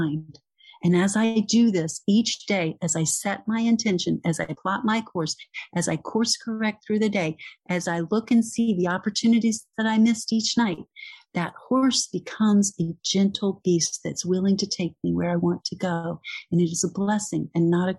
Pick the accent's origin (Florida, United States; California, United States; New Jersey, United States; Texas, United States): Texas, United States; I'm from Texas